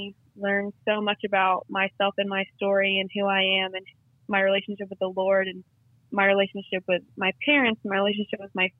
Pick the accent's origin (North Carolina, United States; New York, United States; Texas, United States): Texas, United States; And anytime anyone hears that I'm from Texas, they always ask me that.